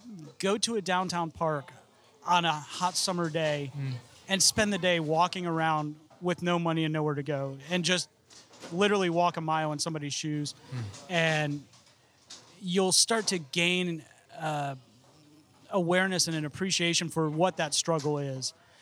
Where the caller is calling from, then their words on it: Florida, United States; I mean, I'm speaking from Central Florida, so